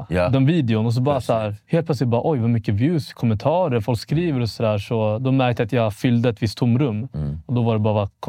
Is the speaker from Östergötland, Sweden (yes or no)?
no; Vallentuna, Stockholm County, Sweden; jag är 28 år gammal, född 95. Jag är mm. född och uppvuxen i Vallentuna, norr om Stockholm. Mm. Väldigt mycket norr. Lite bondesamhälle. Um, hade en väldigt svensk uppväxt.